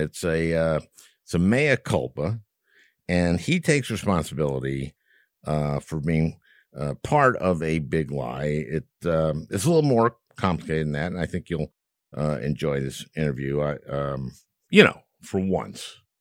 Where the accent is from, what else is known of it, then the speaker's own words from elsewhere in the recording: Minnesota, United States; my home state of Minnesota